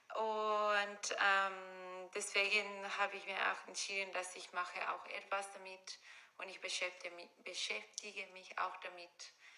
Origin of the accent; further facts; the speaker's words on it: Ecuador; German is a second language; moved away as an adult; now in Germany; ich komme aus Ecuador und ich bin Mediengestalterin vom Beruf und ich lebe in Deutschland seit etwa sechs Jahren